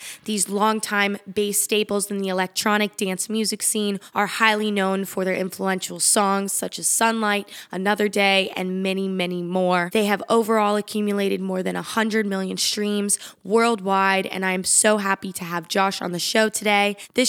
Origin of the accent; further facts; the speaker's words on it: Tampa, Florida, United States; from where the Rays are. I'm from Tampa